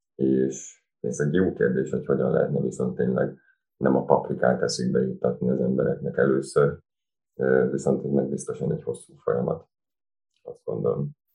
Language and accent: Hungarian; Hungary; moved away as an adult; now in Berlin, Germany; én magyar vagyok